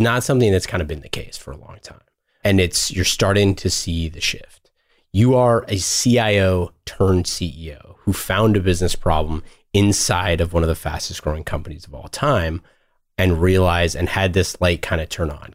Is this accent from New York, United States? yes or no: no; Oakland, California, United States; I was born and raised in Oakland